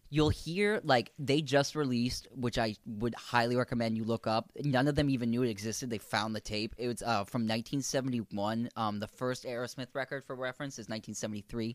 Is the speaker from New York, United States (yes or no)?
no; Connecticut, United States; we're from Connecticut